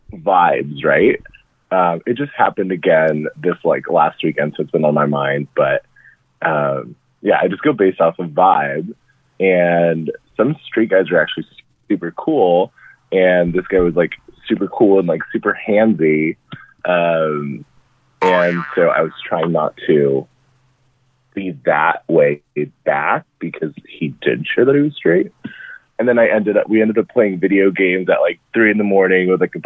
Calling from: San Francisco, California, United States; I'm calling from San Francisco.

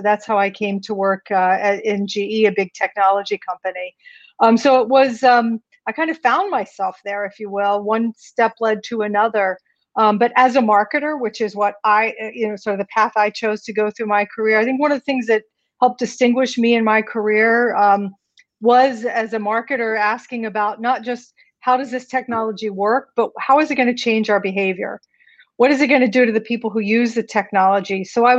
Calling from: New York City, New York, United States; I'm tuning in from New York City.

